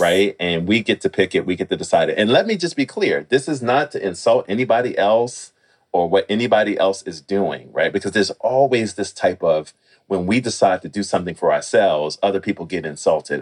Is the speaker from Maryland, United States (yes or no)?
no; Washington, District of Columbia, United States; I'm originally from Washington, D.C. I was born and raised there.